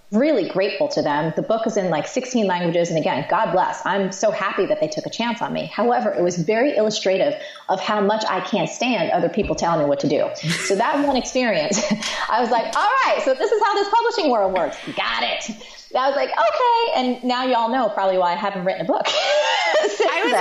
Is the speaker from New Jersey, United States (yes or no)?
yes; New Jersey, United States; I'm from Jersey